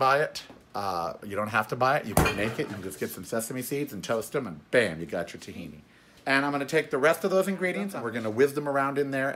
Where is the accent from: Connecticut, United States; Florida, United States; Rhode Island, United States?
Florida, United States; Miami Beach; I was born in Miami Beach